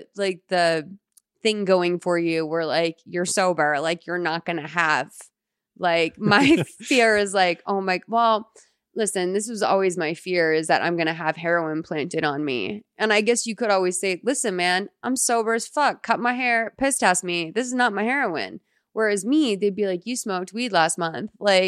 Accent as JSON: {"language": "English", "town": "Tenafly", "region": "New Jersey", "country": "United States", "said": "I'm from Tenafly, New Jersey."}